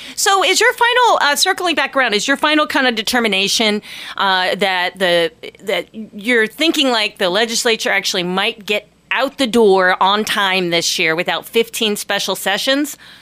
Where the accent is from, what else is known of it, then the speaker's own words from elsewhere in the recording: Ohio, United States; also born or lived in Tallahassee, Florida; now in Ketchikan, United States; I grew up in Ohio.